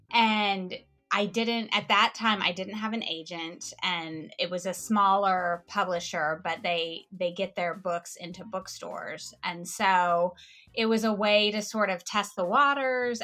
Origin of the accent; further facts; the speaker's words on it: Kansas, United States; since I was from Kansas